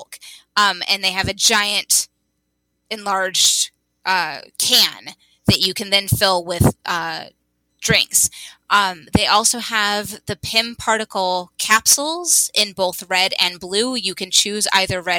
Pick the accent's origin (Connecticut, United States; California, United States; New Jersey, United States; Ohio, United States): California, United States; As a Californian